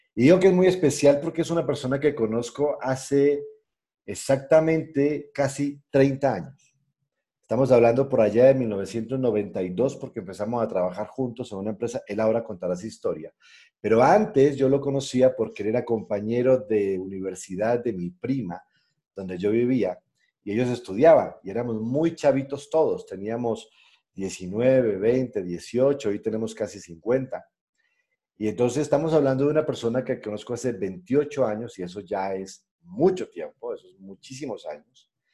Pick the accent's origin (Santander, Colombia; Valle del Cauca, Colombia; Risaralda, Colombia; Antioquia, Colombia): Risaralda, Colombia; Pereira; also born or lived in Cali; Yo nací en Cali, pero yo siempre digo que soy pereirano porque, pues, la verdad, Pereira fue la ciudad que me, que me acogió y en la que yo me crié